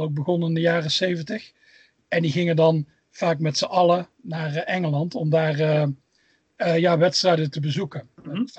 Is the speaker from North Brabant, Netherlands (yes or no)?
yes; Tilburg, North Brabant, Netherlands; moved away as an adult; now in Scotland; Ik kom uit Tilburg. Waarschijnlijk hoor je het al een beetje aan het accent.